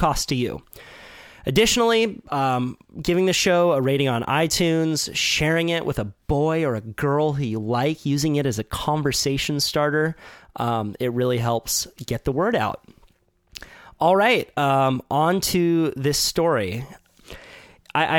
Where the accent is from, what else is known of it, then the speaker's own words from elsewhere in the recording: Santa Cruz, California, United States; I was born and raised in Santa Cruz